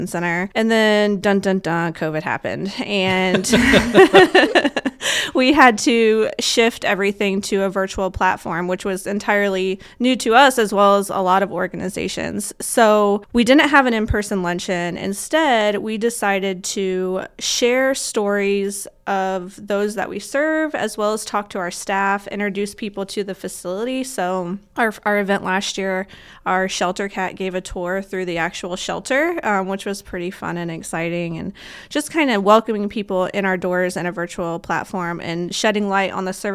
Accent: Parker City, Indiana, United States; I am originally from Parker City, Indiana

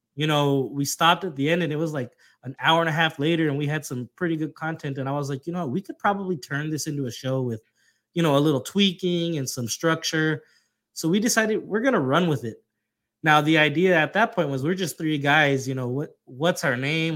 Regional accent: Texas, United States; being that we're both from Texas

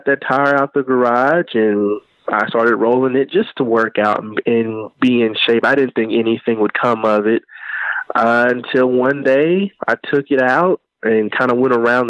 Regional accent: Evansville, Indiana, United States; I'm from Evansville, Indiana.

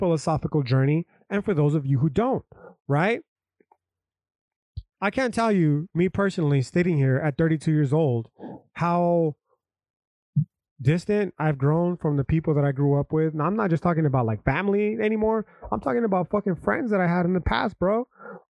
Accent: United States; I'm an American is because I was born on a fucking patch of dirt

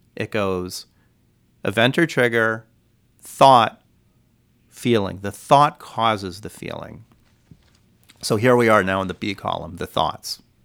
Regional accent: California, United States; now in Hawaii, United States; I grew up in California

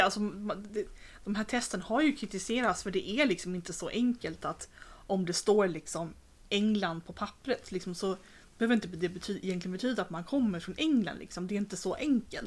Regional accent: Sweden; som svensk

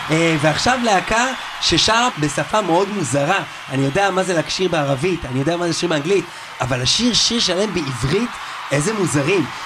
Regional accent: Israel; כי אנחנו ישראלים. גאים, פטריוטים.

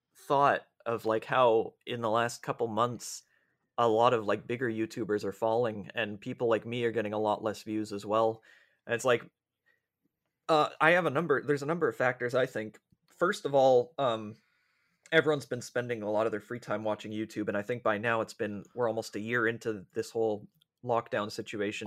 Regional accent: Canada

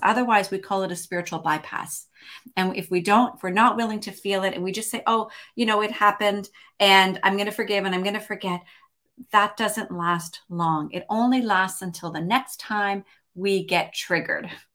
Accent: Montreal, Quebec, Canada; also born or lived in Toronto, Canada / Vancouver area, British Columbia, Canada; now in British Columbia, Canada; from Montreal, lived in Toronto for thirty-two

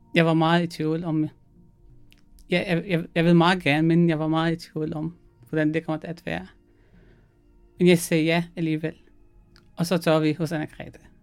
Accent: Syria; Danish is a second language; moved away as an adult; now in Denmark; jeg kommer fra Syrien.

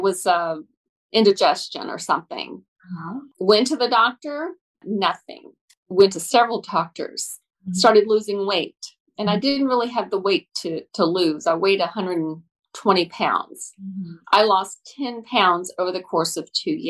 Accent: Dallas, Texas, United States; I am a Native American or Native Texan. I was born in Dallas here

